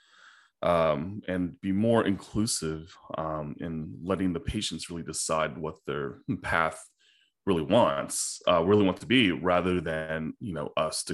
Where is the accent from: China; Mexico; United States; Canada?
China; moved away; when I was a little kid in China, I grew up in China